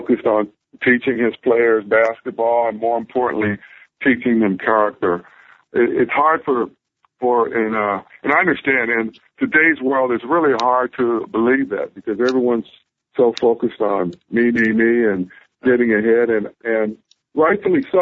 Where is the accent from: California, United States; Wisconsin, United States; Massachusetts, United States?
California, United States; Southern; also born or lived in Berkeley, California / Ventura, California / Santa Barbara, California; I grew up in Southern California